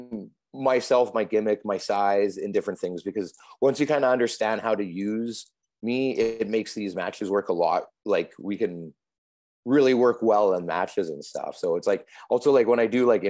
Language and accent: English; Calgary, Alberta, Canada; moved away as an adult; raised in Calgary. I lived there till I was 20 years old